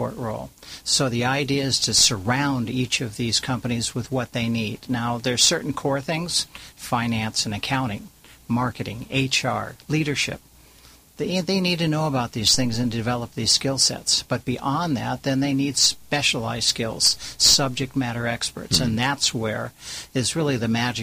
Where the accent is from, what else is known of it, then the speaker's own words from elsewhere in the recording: California, United States; also born or lived in Orange County, California; I'm a Californian, married to a Californian, been living in Orange County for 42 years